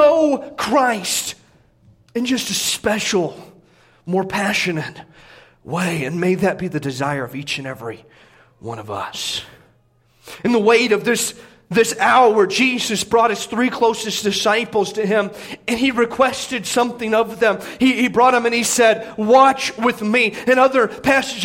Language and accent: English; Indiana, United States; Growing up in Indiana